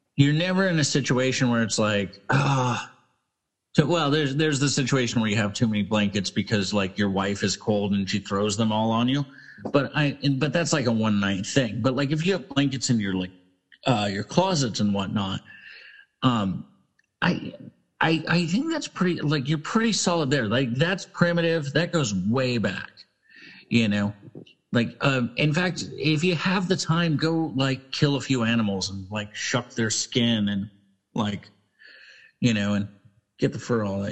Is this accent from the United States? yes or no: yes; Alaska, United States; growing up in Alaska